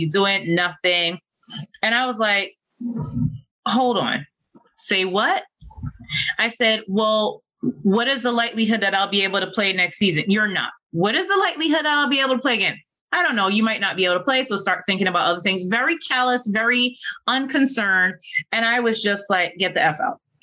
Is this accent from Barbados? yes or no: yes; Barbados; moved away as an adult; now in Duluth, United States; I am originally from Barbados. I left Barbados on a college scholarship, an athletic scholarship to play volleyball here in the US